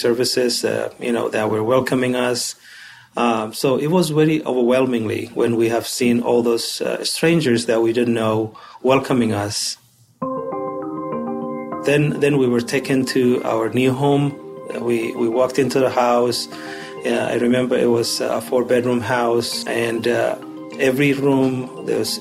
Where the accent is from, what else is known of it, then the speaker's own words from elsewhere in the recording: Somalia; moved away as an adult; now in Utah, United States; Originally, I'm from Somalia